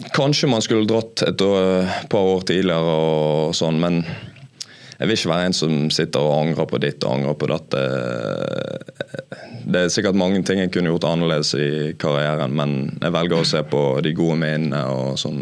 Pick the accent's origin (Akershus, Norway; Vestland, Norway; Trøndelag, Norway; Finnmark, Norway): Vestland, Norway; Bergen; være bergenser og spille i Brann